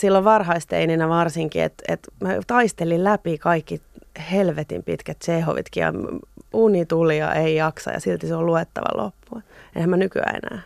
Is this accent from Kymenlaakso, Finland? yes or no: no; Espoo, Uusimaa, Finland; Mä olen syntynyt Espoossa, Pohjois-Espoossa.